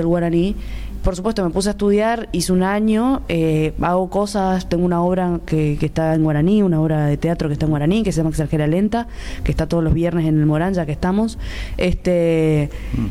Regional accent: Misiones, Argentina; moved away as an adult; now in Buenos Aires, Argentina; Yo soy misionera y, vivo al lado de Paraguay

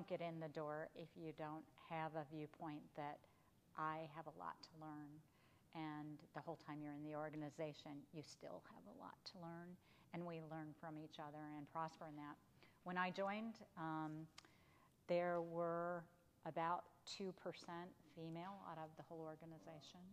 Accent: Michigan, United States; also born or lived in California / Washington, District of Columbia, United States; now in the South, United States; born and raised in Michigan

